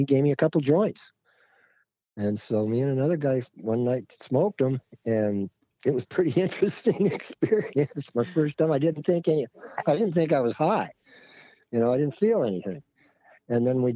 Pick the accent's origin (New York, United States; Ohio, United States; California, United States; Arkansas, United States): California, United States; Arcadia; also born or lived in Los Angeles, California / Rossmoor, Orange County, California; Raised up in the San Gabriel Valley, Arcadia, near the Santa Anita racetrack. And then in my teens, moved down to Orange County and lived in a place called Rossmore.